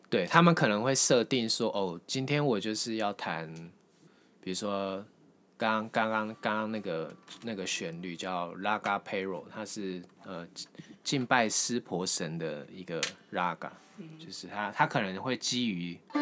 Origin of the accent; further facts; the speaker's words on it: Taiwan; 我们台湾人